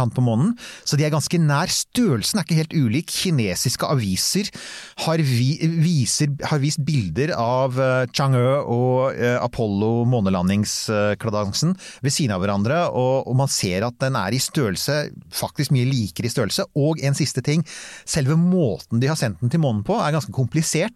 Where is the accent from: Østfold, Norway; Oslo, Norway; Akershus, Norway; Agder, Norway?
Akershus, Norway; Bærum; jeg er fra Bærum, vi kan bare stort sett pent bokmål